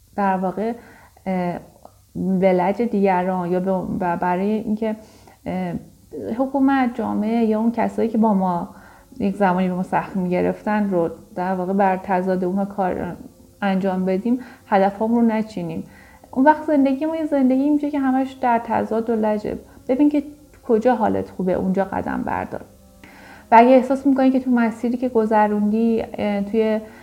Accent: Iran; ما تو کشوری بزرگ شدیم که دقیقا برهه زمانی که ما نوجوان جوان بودیم انقلابی رو پشت سر گذاشته بود و جنگی در جریان بود

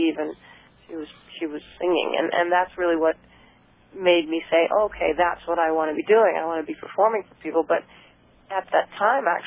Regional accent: Brainerd, Minnesota, United States; also born or lived in Tucson, Arizona; I was born in Tucson, but I grew up in Minnesota. So most of my life was, growing up was spent in Minnesota.

